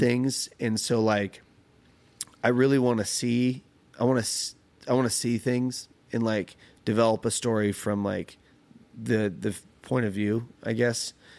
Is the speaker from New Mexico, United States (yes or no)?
no; California, United States; moved away; growing up in California or only around Californians